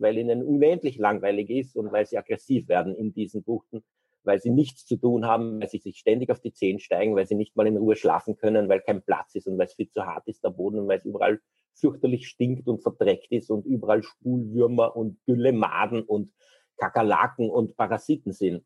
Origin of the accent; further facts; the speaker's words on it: Austria; bei uns in Österreich